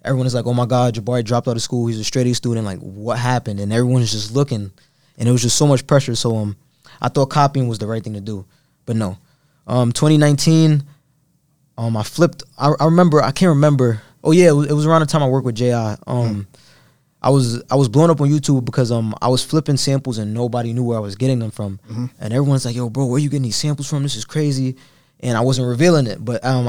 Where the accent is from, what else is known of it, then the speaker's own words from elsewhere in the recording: Brooklyn, New York, United States; So I'm coming from East New York. I lived in East New York pretty much my whole life.